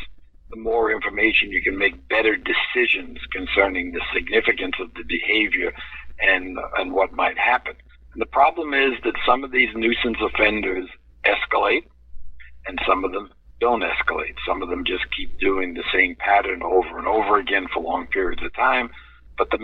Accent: New York City, New York, United States; growing up in New York City

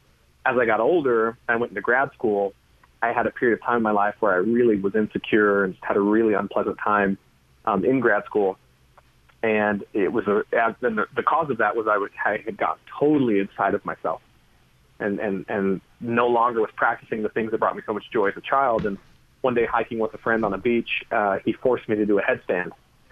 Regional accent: California, United States; I loved the ocean and sports and trees, and I grew up in Northern California.

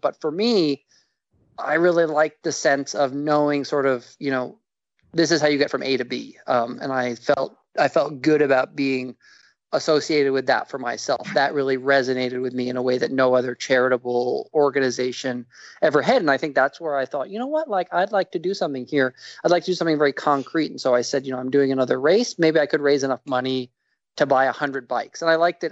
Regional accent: New York, United States; moved away; I'm from New York originally

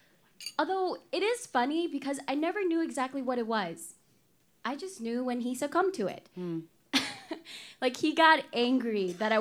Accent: Guatemala City, Guatemala Department, Guatemala; English is a second language; moved away as an adult; now in Minnesota, United States; I grew up in Guatemala City until my early 20s

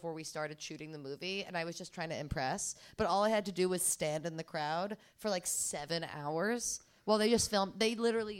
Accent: New York, United States; I'm fucking New Yorker.

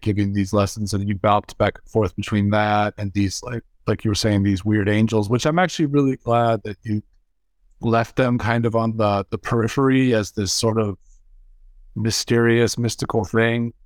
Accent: California, United States; I grew up in California

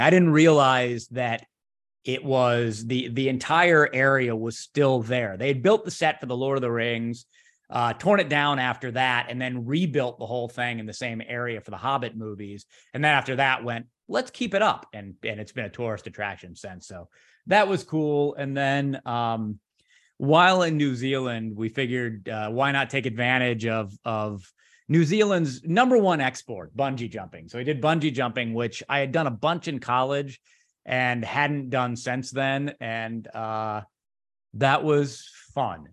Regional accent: San Francisco, California, United States; now in Chicago, United States; I spent years of my childhood in the San Francisco area

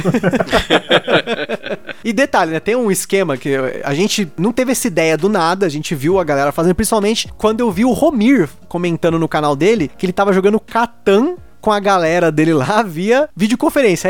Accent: Brazil; moved away as an adult; como bom brasileiro

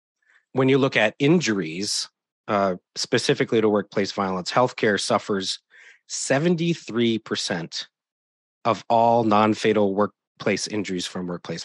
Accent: Wisconsin, United States; now in Oregon, United States; I was born and raised in Wisconsin. So Southeast Wisconsin, not far from Milwaukee.

